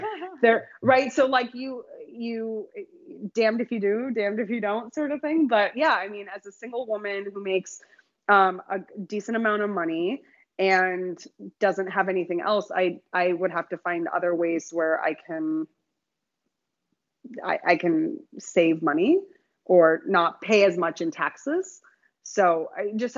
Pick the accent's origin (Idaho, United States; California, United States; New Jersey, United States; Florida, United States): California, United States; Southern; now in New York, United States; I grew up in Southern California